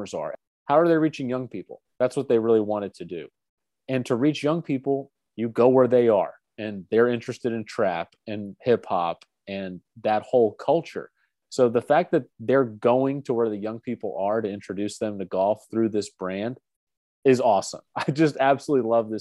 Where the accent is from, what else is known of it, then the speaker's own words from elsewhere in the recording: Alpharetta, Georgia, United States; I grew up in Alpharetta, Georgia